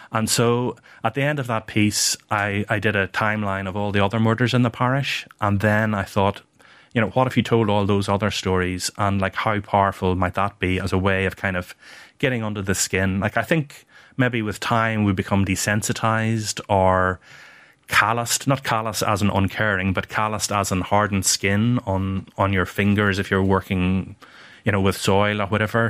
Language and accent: English; Banbridge, Northern Ireland, United Kingdom; my hometown of, my birthplace of, of Ban Bridge